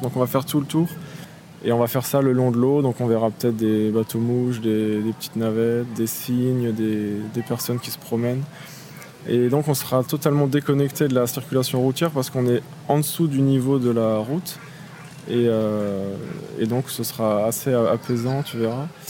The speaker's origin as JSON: {"language": "French", "town": "Strasbourg", "region": "Grand Est", "country": "France", "tie": "born or raised there", "said": "je suis né à Strasbourg, je vis à Strasbourg et travaille à Strasbourg"}